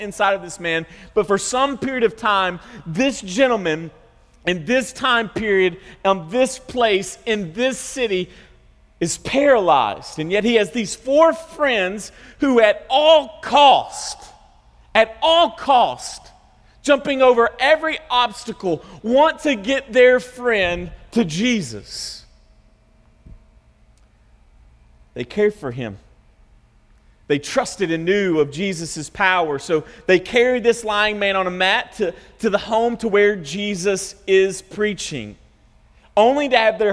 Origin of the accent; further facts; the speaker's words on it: the South, United States; We're from the South